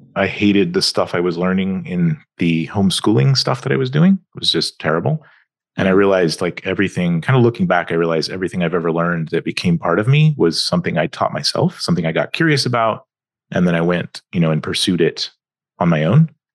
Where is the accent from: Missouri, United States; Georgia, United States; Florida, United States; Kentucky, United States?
Georgia, United States; Atlanta; also born or lived in California; was born in California, but when when I was seven, we moved to Atlanta, Georgia. So I grew up in the southeast.